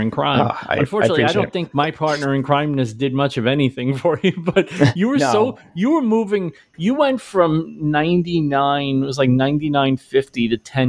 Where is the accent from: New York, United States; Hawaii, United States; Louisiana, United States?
New York, United States; Brooklyn; I grew up in Brooklyn. I worked in Brooklyn for most of my life.